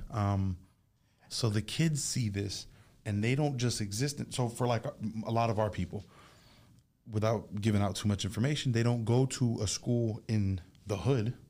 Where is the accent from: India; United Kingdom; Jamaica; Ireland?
Jamaica; now in United States; I'm Jamaican, being from somewhere else